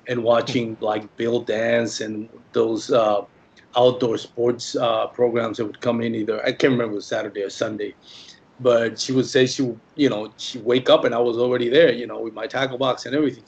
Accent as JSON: {"language": "English", "country": "Puerto Rico", "tie": "born or raised there", "second_language": "English", "moved": "as an adult", "lives_now": "Dallas-Fort Worth, United States", "said": "I'm originally born and raised in Puerto Rico"}